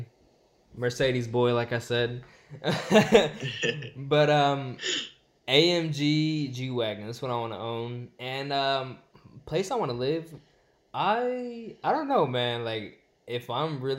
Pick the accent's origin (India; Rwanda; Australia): India; Chennai, Tamil Nadu; now in United States; I'm from Chennai, India, south side next to the beach. And yeah, I've been in America for like 15 years.